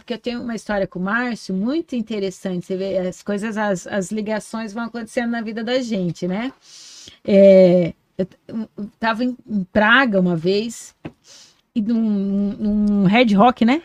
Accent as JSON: {"language": "Portuguese", "town": "Foz do Iguaçu", "region": "Paraná", "country": "Brazil", "tie": "born or raised there", "said": "Eu sou nascida em Foz, sou bairrista pra caramba"}